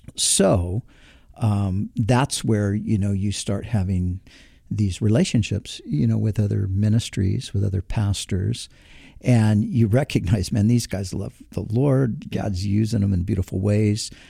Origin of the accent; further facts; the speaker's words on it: Southern California, United States; somebody who is born and raised in Southern California